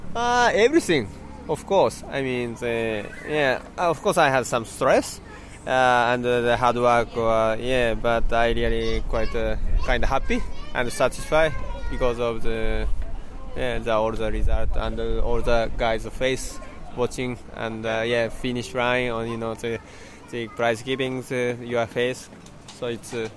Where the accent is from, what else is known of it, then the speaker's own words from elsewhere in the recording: Shizuoka, Japan; English is a second language; my hometown is Shizuoka. is kind of kind of mountain place